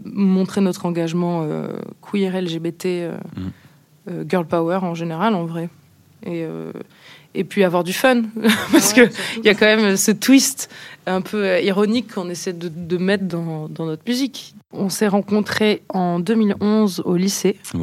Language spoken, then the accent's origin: French; Nice, Provence-Alpes-Côte d'Azur, France; On est niçois